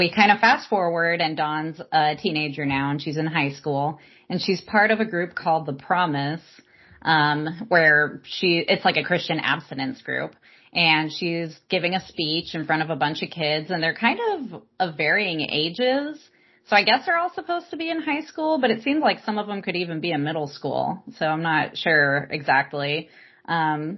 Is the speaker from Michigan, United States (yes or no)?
no; Palm Springs, California, United States; I grew up in Palm Springs, California. Everyone I grew up with was gay